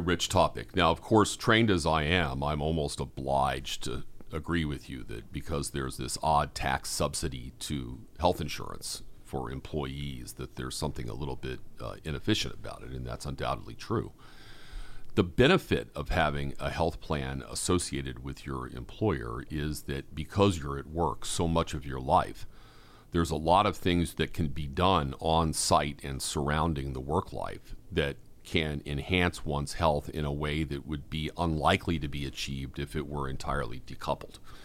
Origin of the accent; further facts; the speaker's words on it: Boston, Massachusetts, United States; I'm a Bostonian